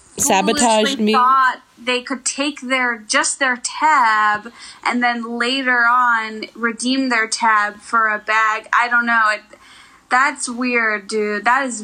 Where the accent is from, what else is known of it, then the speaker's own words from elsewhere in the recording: Illinois, United States; now in Los Angeles, United States; the town next to where I grew up in Illinois